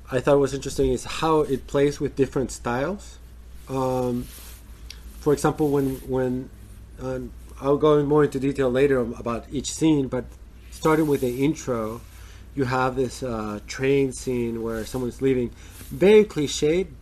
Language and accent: English; United States; as an American